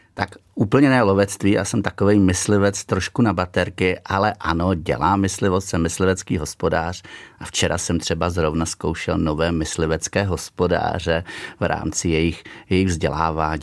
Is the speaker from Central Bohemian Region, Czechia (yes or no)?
yes; Bobnice, Central Bohemian Region, Czechia; also born or lived in Nymburk / Mcely / Loučeň; Narodil jsem se tedy samozřejmě v Nymburce, ale jinak hnedka po narození jsem s rodiči bydlel v nedalekých Mcelích, kde je druhý tuntaxický zámeček a potom, potom chvilku na loučení, ale opravdu jenom jako malý. No a pak už dál celý život bydlím na dohled zámku, nedalekých Bobnicích